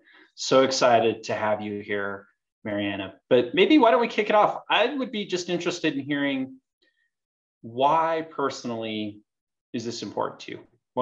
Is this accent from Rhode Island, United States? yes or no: no; Utah, United States; I grew up here in Utah and grew up in an area that was politically conservative for the most part, conservative neighborhood.